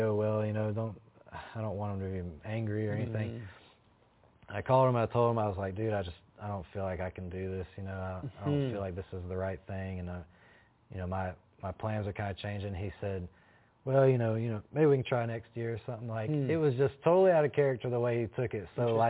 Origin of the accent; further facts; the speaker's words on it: Chattanooga, Tennessee, United States; I'm from Chattanooga